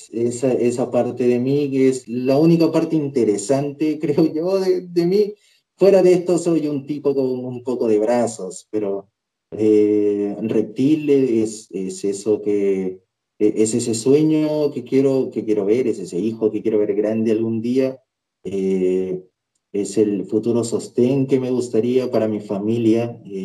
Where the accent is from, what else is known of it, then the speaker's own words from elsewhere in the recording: Peru; en mi país